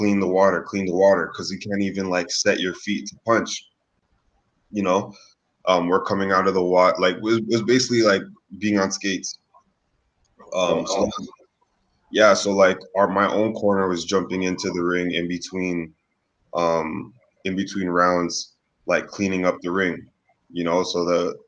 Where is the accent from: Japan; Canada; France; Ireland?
Canada; now in Los Angeles, United States; as a Canadian